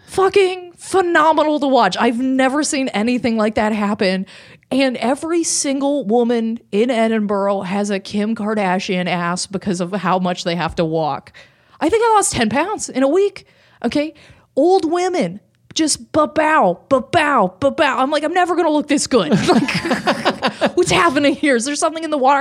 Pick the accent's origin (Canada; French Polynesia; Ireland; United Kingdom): Canada; as a Canadian